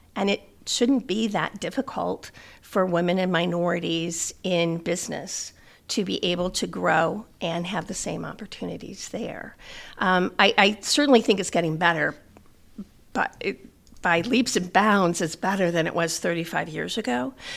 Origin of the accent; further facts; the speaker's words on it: South Bend, Indiana, United States; I was born and raised in South Bend